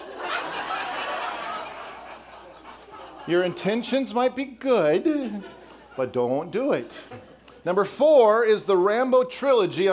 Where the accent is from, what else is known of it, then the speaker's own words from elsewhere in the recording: Colorado, United States; also born or lived in Wisconsin; now in Texas, United States; I grew up in Colorado and then spent 14 years in Wisconsin